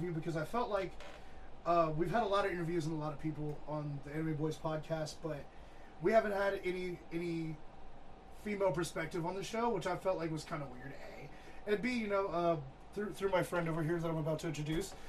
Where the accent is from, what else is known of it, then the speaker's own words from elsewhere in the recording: New Orleans, Louisiana, United States; moved away; also born or lived in Texas; I was born and raised in New Orleans before Katrina happened, moved to Texas.